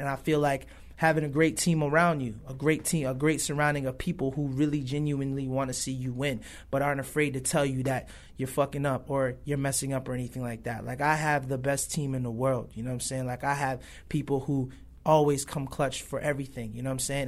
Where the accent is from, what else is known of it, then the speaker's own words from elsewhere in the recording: Buffalo, New York, United States; also born or lived in Toronto, Canada / Los Angeles; I was born in Toronto, raised in Buffalo, New York